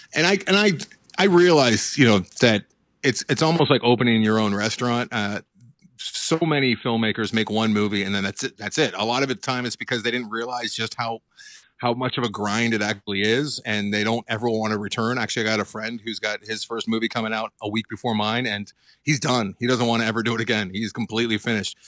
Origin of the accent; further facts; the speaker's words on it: Los Angeles, California, United States; also born or lived in Santa Monica, California; born and raised in Los Angeles. I'm still here, I didn't, I'm not a transplant